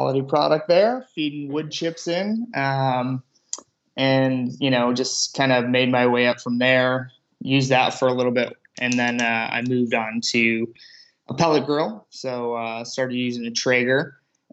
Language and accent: English; Illinois, United States; growing up in Illinois